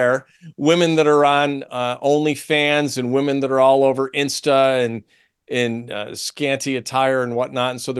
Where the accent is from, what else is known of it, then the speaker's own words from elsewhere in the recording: Central New York, United States; I'm from Central New York, and we are in the center of the Iroquois Confederacy